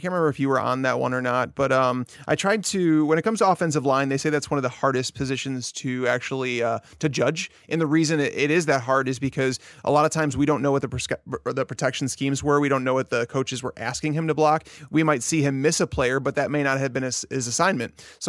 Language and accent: English; Chicago, Illinois, United States; because I'm from Chicago, I like them.